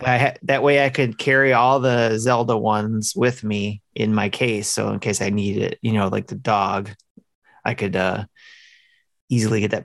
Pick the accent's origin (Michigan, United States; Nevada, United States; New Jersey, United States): Michigan, United States; Detroit; I'm from the Motor City